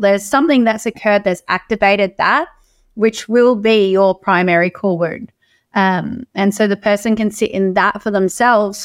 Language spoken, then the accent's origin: English; Australia; as Australian women